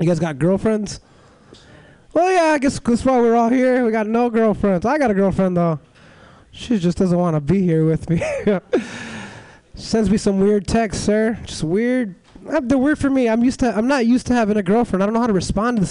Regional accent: Los Angeles, California, United States; moved away as an adult; now in San Francisco, United States; I'm from Los Angeles

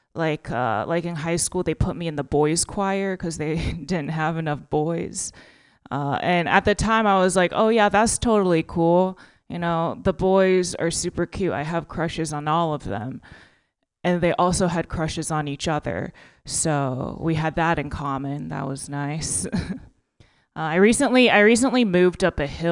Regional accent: Texas, United States; now in California, United States; I'm from Texas and I only just learned about recycling

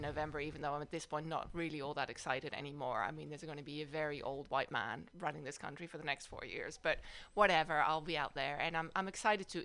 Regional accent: Amsterdam, North Holland, Netherlands; also born or lived in Madison, Wisconsin / South Bay, California; now in San Francisco Bay Area, United States; I grew up in the Netherlands, in uh, in Amsterdam

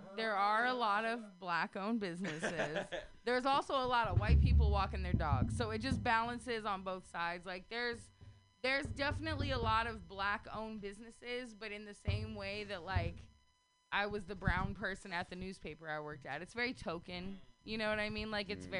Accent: Sacramento, California, United States; I grew up in Oak Park as a kid.

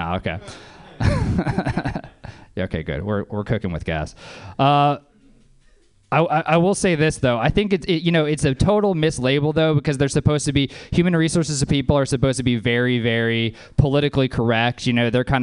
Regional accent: Louisiana, United States; I'm from Louisiana

